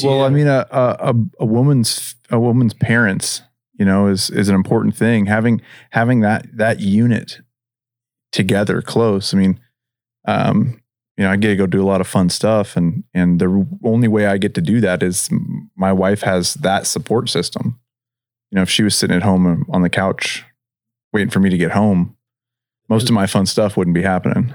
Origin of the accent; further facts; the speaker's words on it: Pacific Northwest, United States; moved away as an adult; now in Henderson, United States; I'm from the Pacific Northwest originally, and I, I moved down here